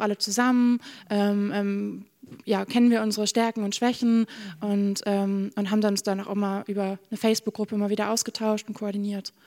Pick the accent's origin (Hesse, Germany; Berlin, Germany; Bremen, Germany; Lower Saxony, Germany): Bremen, Germany; moved away as an adult; now in Norway; Ich komme aus, aus Bremen-Nord